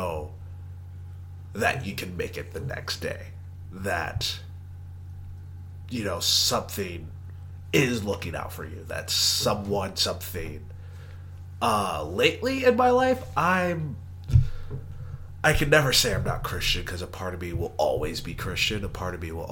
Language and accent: English; Texas, United States; I am from Texas